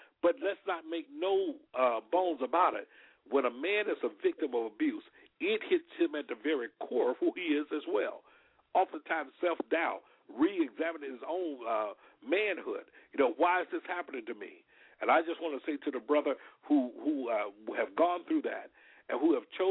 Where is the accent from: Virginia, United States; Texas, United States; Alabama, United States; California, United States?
Alabama, United States; We grew up together in Alabama